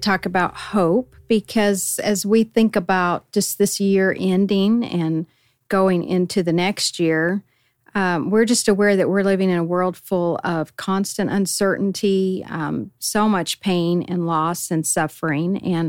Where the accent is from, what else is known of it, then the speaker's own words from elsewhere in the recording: Colorado, United States; unlike where I grew up in Colorado.